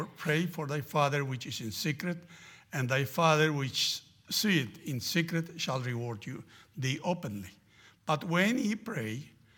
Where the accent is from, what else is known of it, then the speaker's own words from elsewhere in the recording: Argentina; And I grew up in Argentina, in a place we used to have prayer meetings like that, always prayer meetings.